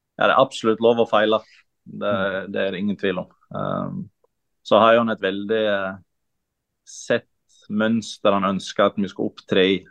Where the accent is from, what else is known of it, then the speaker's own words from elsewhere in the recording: Kaupanger, Vestland, Norway; also born or lived in Sogndal; Jeg er fra Kaupanger, som er ti minutter fra uh, ja. Sogndal.